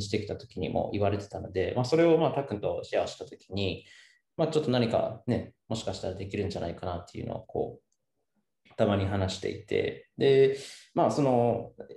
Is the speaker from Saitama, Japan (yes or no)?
no; Seki, Gifu, Japan; moved away as an adult; now in Kiso, Japan; 僕もたッくもその岐阜県の、まあ、関市の、まあ、山奥の出身